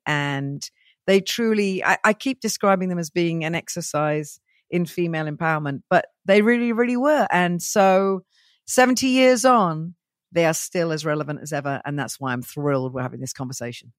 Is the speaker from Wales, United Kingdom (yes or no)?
yes; Welsh, Wales, United Kingdom; I'm very Welsh, you know, I have that beaky look